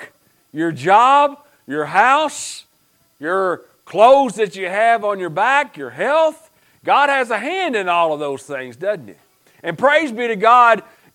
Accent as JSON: {"language": "English", "town": "Stone", "region": "Kentucky", "country": "United States", "tie": "born or raised there", "moved": "yes", "said": "growing up in Pike County, y'all know you have a Eastern Kentucky preacher"}